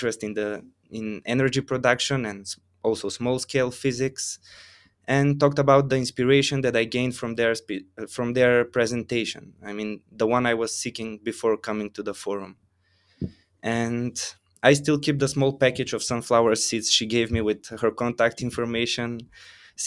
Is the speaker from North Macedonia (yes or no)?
yes; North Macedonia; I come from Macedonia.